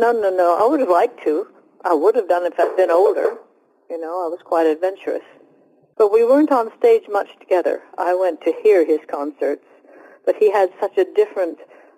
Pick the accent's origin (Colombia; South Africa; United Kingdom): United Kingdom; Well, I am British.